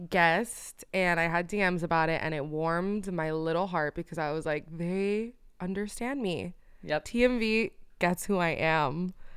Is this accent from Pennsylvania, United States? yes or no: no; Miami, Florida, United States; moved away; I only grew up in Miami